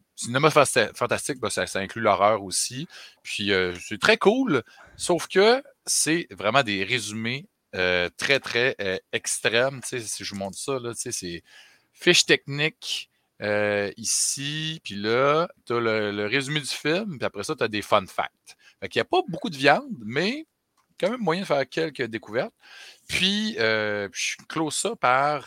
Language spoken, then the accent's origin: French; Chicoutimi, Quebec, Canada; moved away; je viens de Chicoutimi